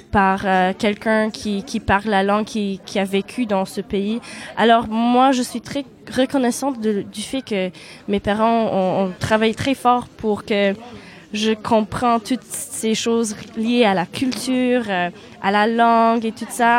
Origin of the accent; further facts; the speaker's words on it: Winnipeg, Manitoba, Canada; first language Polish; French is a second language; moved away as an adult; now in Tours, France; j'étais née au Canada, mhm. à Winnipeg